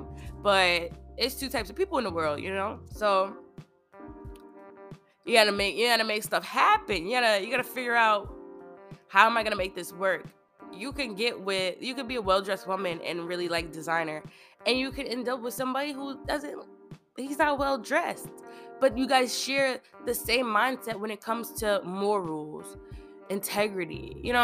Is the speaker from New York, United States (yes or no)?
yes; Long Island, New York, United States; I grew up on Long Island